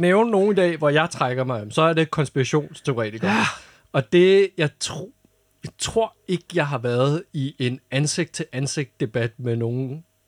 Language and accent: Danish; North Zealand, Capital Region of Denmark, Denmark; jeg voksede op i Nordsjælland